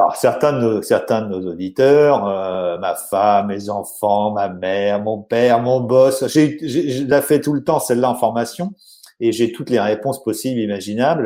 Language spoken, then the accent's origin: French; Normandy, France; moved away as an adult; now in South of France, France; je suis un Normand euh, expatrié dans, dans le sud de la France par amour